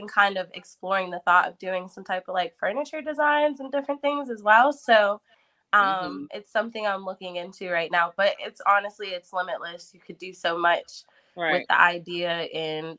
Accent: Pittsburgh, Pennsylvania, United States; I'm from East Liberty

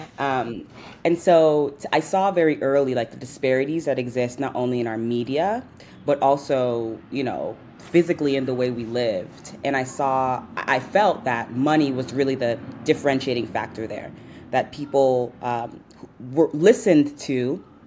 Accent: New York City, New York, United States; I'm from New York, born and raised here to Nigerian parents. I'm from Southeast Queens

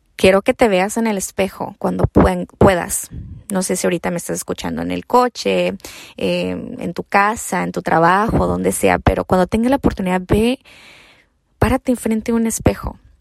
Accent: Mexico; also born or lived in United States; soy mexicana americana, ¿no? Pero más mexicana

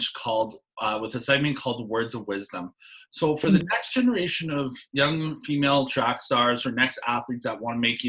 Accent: Canada; I'm a Canadian

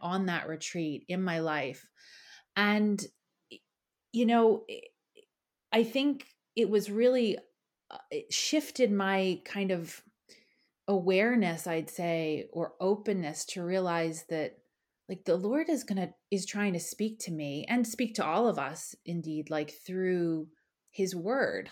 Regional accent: Philadelphia, Pennsylvania, United States; moved away as an adult; now in Ireland; I'm originally from Philadelphia, and I grew up in a really wonderful home

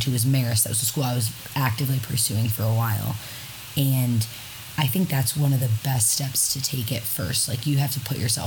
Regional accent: Syracuse, New York, United States; I am from Syracuse, New York

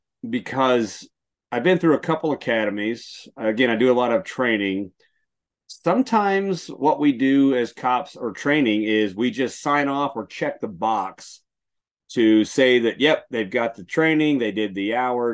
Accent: Texas, United States; moved away; I'm from Texas

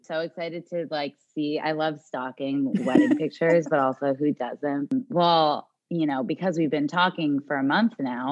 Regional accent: New Jersey, United States; also born or lived in Miami; we're from New Jersey

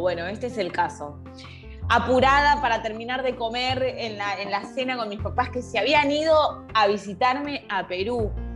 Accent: Argentina; yo me encuentro en Argentina, pues soy argentina, volví a Argentina a vivir

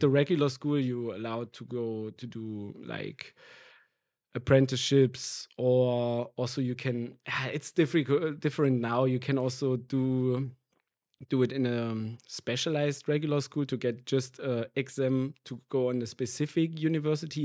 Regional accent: near Erfurt, Thuringia, Germany; English is a second language; moved away as an adult; now in Berlin, Germany; I grew up in a really small village in the middle east of Germany

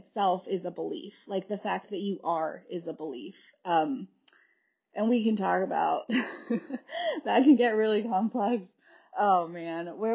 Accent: California, United States; moved away as an adult; also born or lived in Wisconsin; I grew up in California and then I went to college in Wisconsin

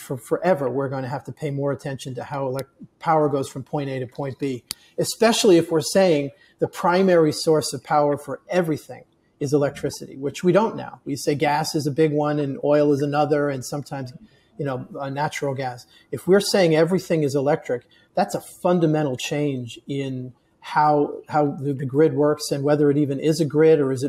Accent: Northeast, United States; moved away as an adult; now in Austin, United States; I was born in the Northeast where we have winters

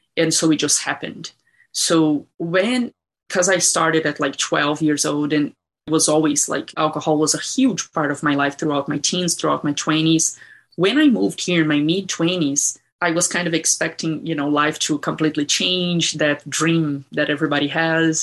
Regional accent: Brazil; moved away; I grew up in Brazil and it was uh, difficult

